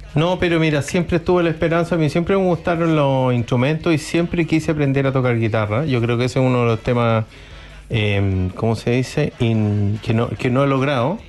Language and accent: Spanish; Chile; somos chilenos